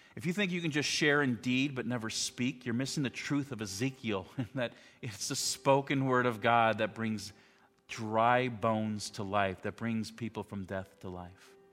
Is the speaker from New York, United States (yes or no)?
no; Chicago, Illinois, United States; moved away as an adult; also born or lived in Alaska; I grew up outside of Chicago